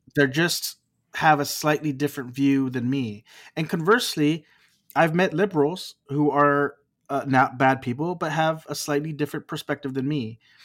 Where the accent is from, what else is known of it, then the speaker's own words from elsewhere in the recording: Texas, United States; now in California, United States; I live in California, but I'm from Texas.